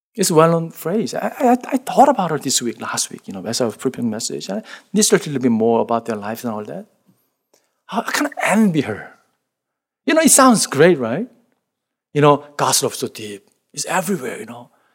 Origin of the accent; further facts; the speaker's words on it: South Korea; English is a second language; moved away; The village that, where I grew up in Korea